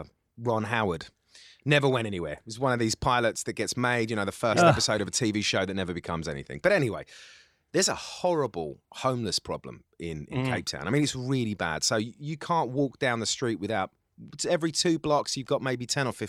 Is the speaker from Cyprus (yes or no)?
yes; Cyprus; born there; I am actually from the Middle East, though. I was born in the island of Cyprus.